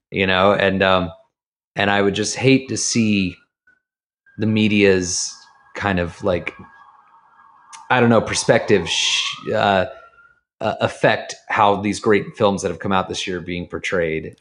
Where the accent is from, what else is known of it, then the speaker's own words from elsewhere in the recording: Jacksonville, Florida, United States; moved away; I'm from the South. I'm from, I'm from Jacksonville, Florida, the tip of the Bible Belt, right on the Georgia line.